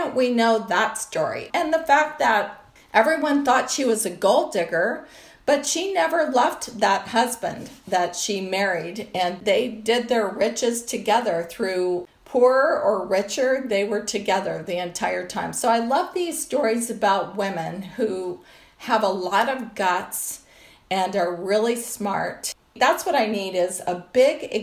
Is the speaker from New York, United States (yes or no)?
no; Colorado, United States; I grew up in Colorado